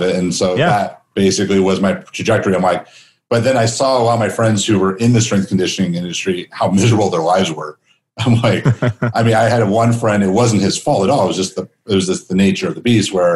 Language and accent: English; Chicago, Illinois, United States; also born or lived in Phoenix, Arizona; now in Las Vegas, United States; growing up in Chicago, I spent most of my time in Phoenix